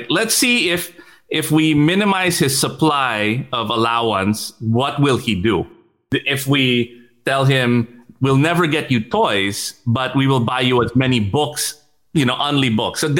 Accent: Switzerland; also born or lived in United States; I grew up in Switzerland and in the US

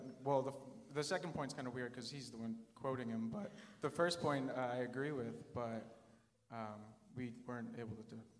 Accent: Boston, Massachusetts, United States; I'm from Boston.

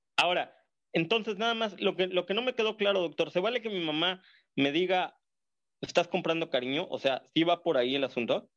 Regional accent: Mexico; De México. Le hablo de Ciudad Bien

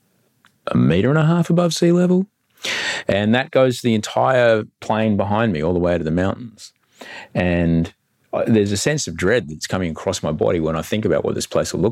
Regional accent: Queensland, Australia; now in Sydney, Australia; I grew up in Queensland.

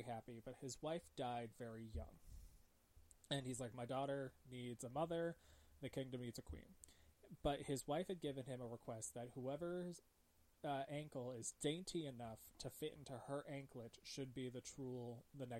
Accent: New England, United States; I'm from New England and everyone's your cousin, pretty much

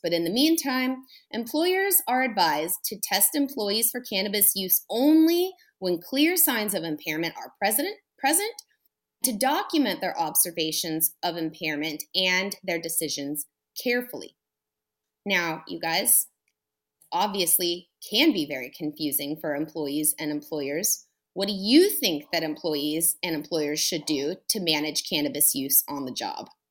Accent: California, United States; I'm a Californian

